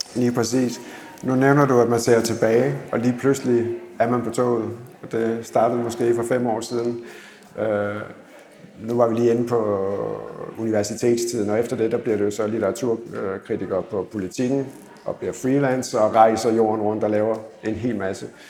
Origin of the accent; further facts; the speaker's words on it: Odense, Southern Denmark, Denmark; Jeg kommer fra Odense